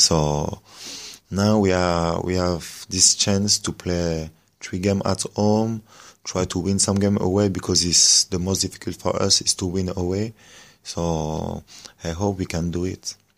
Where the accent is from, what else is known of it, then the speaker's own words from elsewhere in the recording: France; English is a second language; I grew up in France